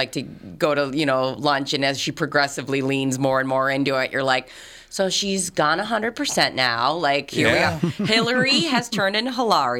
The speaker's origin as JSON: {"language": "English", "region": "Minnesota", "country": "United States", "accent": "Minnesotan", "said": "I would love to lose my Minnesotan accent"}